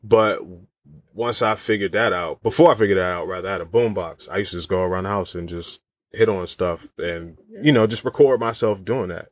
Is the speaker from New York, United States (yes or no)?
no; Virginia, United States; I'm from Virginia